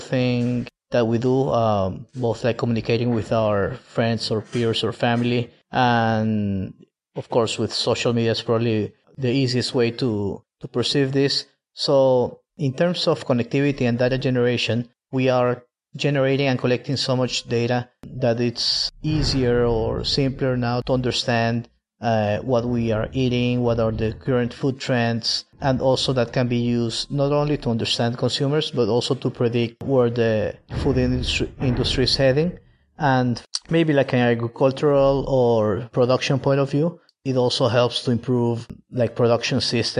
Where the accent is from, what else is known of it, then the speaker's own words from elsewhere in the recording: Maracaibo, Zulia, Venezuela; Maracaibo, the city where I grew up